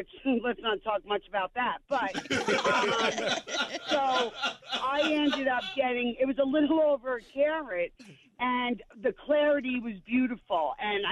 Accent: New York City, New York, United States; I'm originally from the New York City area

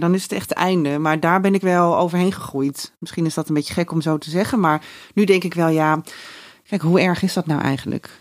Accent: Raalte, Overijssel, Netherlands; moved away as an adult; now in Amsterdam, Netherlands; wegging uit Raalte, waar ik vandaan kom

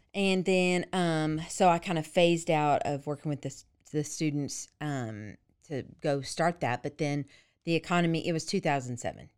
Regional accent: Dallas-Fort Worth area, Texas, United States; I grew up in the Dallas-Fort Worth area

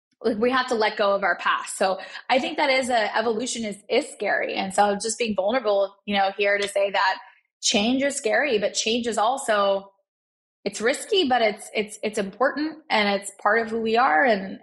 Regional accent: Pakistan; And here I am as like a Pakistani, you know, 30-year-old, I'm 35 now, but 30-year-old mother of two and building a SaaS tech company.

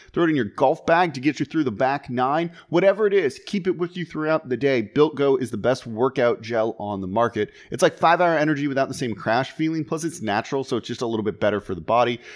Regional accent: Los Angeles, California, United States; now in New Orleans, United States; I'm from Los Angeles originally

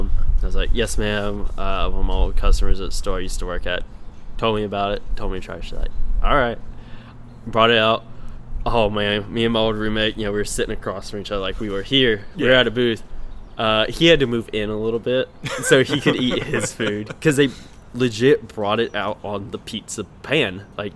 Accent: the South, United States; Can you tell I'm from the South?

